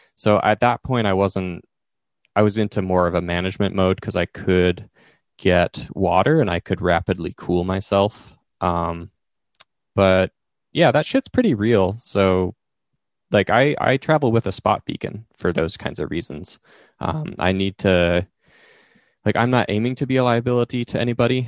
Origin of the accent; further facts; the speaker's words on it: Eastern Oregon, United States; growing up in Eastern Oregon